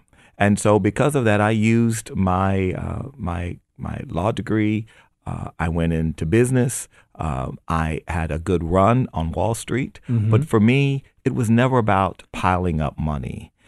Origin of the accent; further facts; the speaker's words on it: United States; born there; I was born in America, and that meant that I was born in a country where even a poor African-American kid could have dreams